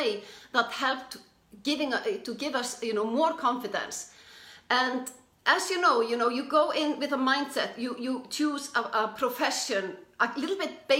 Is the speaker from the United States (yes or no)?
no; Iceland; I'm from Iceland, or we're both from Iceland